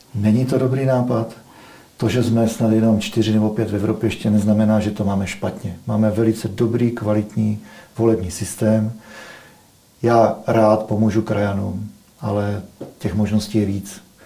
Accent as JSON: {"language": "Czech", "country": "Czechia", "said": "my jako Češi"}